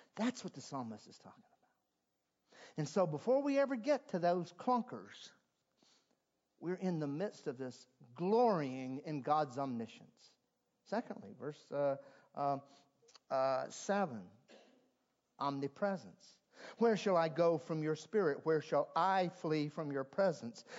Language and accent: English; South Carolina, United States; moved away; I'm from South Carolina, and at least when I was living in South Carolina too many years ago